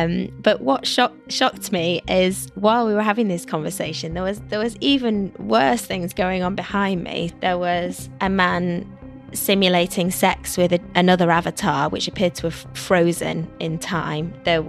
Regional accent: London, United Kingdom; From London.

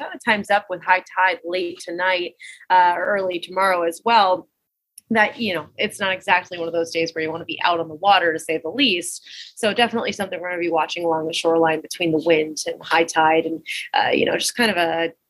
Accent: Northeast, United States; Bernie, we grew up in the Northeast.

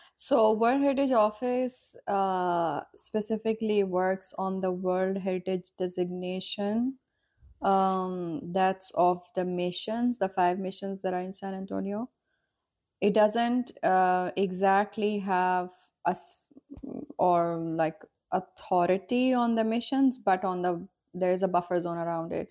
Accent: northern Pakistan, Pakistan; also born or lived in Vienna, Austria; from Pakistan, from north of Pakistan

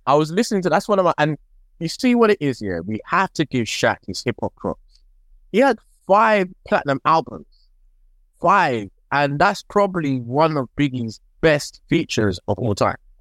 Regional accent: London, United Kingdom; I grew up in Tottenham

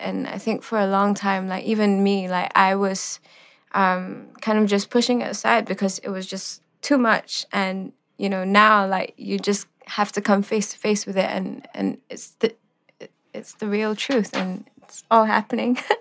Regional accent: Singapore; growing up in Singapore, you were taught to look westwards

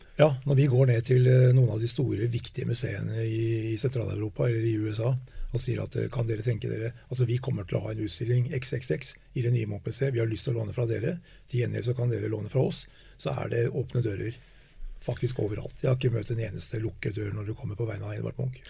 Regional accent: Norway; vi oppfatter oss selv som nordmenn

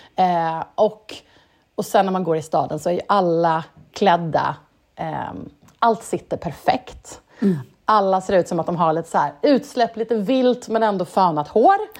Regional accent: Sweden; som svensk

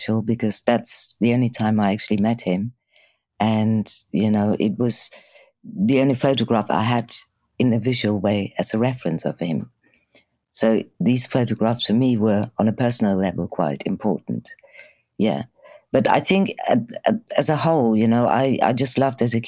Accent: Germany; moved away as an adult; also born or lived in Bulgaria; now in United Kingdom; I was born in Bulgaria and my mum decided to leave Bulgaria. So when I was around six, we managed to get to Germany, and that's where, in West Germany, where I grew up.

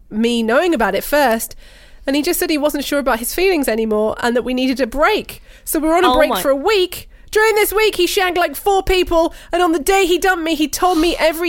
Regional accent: England, United Kingdom; English people are shit at languages and shit at travel. We just we don't learn other languages

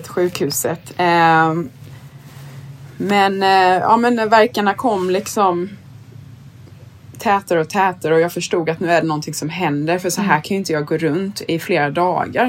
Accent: Sweden; now in New York, United States; som svensk

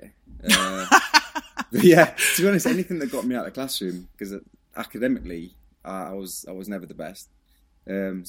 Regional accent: Hucknall, East Midlands, United Kingdom; born and raised in Nottingham, a place called Hucknall

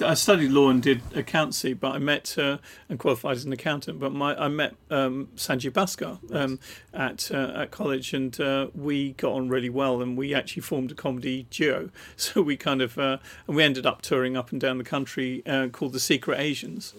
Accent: Rochester, South East England, United Kingdom; I grew up in Rochester in Kent, and and the the actual place I lived in was Borstal

